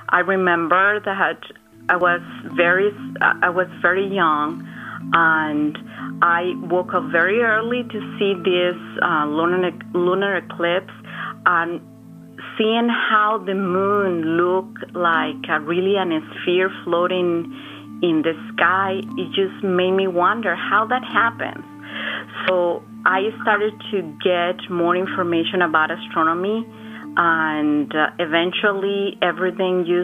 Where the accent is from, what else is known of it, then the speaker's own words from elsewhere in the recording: Guadalajara, Jalisco, Mexico; moved away; I grew up in Mexico, in Guadalajara